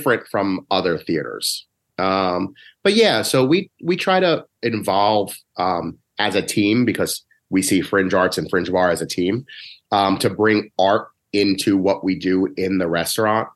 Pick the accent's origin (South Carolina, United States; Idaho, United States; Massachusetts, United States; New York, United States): New York, United States; moved away; also born or lived in New Haven; I'm from New York.